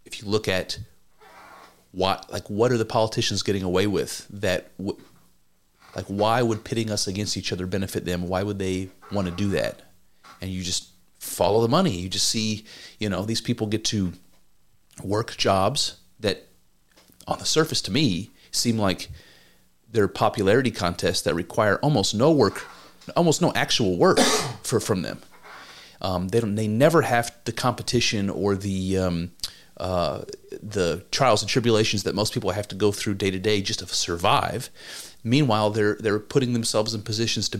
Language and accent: English; United States